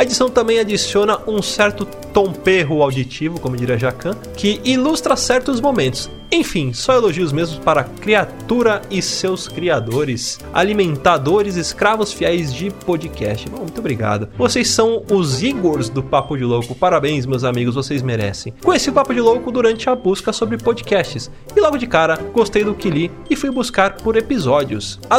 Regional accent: São João do Meriti, Rio de Janeiro, Brazil; sou do Rio de Janeiro. Mais precisamente São João do Meriti.

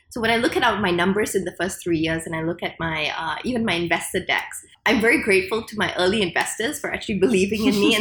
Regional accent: Singapore; I was a Singaporean and I grew up in Singapore

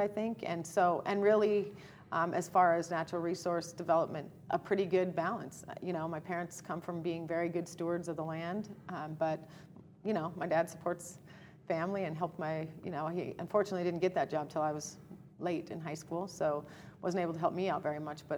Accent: Townsend, Montana, United States; I grew up in Townsend, Montana. Big town, population 1,200. Born and raised there.

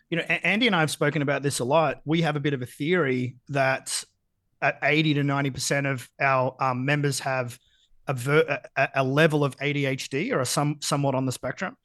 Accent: Geelong, Victoria, Australia; I grew up in Geelong

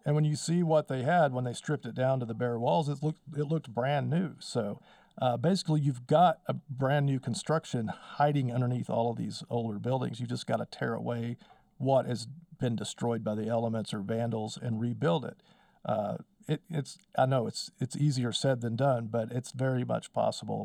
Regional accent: Wellington, Texas, United States; moved away as an adult; also born or lived in Austin, Texas / Memphis, Texas; now in Amarillo, United States; I grew up in Wellington, Texas

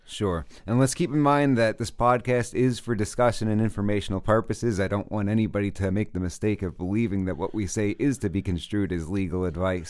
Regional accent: New York City, New York, United States; moved away as an adult; also born or lived in Oklahoma; I was born and raised in New York. I was from Brooklyn

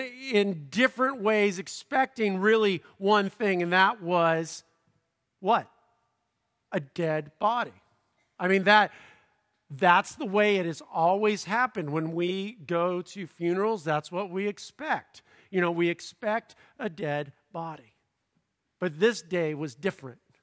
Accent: Southern California, United States; I'm from Southern California

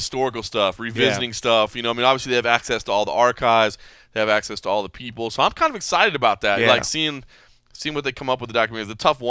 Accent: Dallas, Texas, United States; now in Las Vegas, United States; And it's in Dallas, too. It's in my hometown.

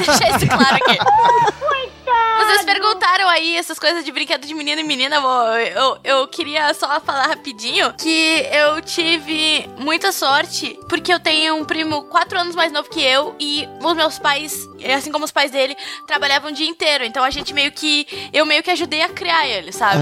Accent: Dom Pedrito, Rio Grande do Sul, Brazil; eu nasci e me criei em Dom Pedrito, né? Que é uma cidadezinha que fica do lado de Bagé

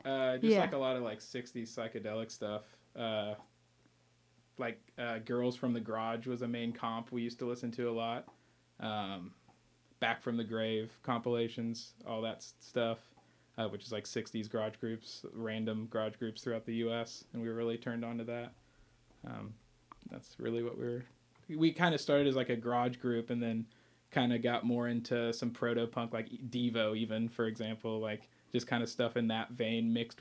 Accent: Lafayette, Indiana, United States; I'm from Layfette.

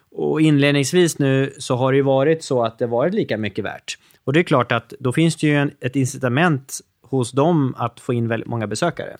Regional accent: Norrtälje, Stockholm County, Sweden; min hemstad som var Norrtälje

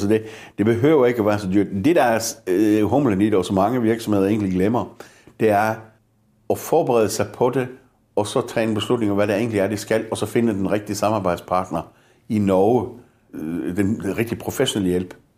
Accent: Denmark; danskerne har en meget høj arbejdsmoral. Vi er, vi er jo så løsningsorienteret

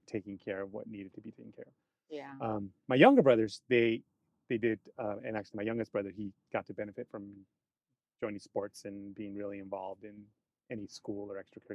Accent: Corona, California, United States; also born or lived in Riverside, California; I was born in Corona, California. So I'm a California native.

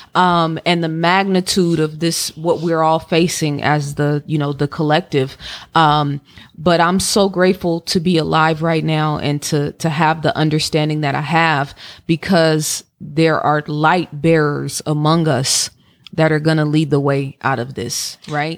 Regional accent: Oakland, California, United States; now in Atlanta, United States; growing up in Oakland

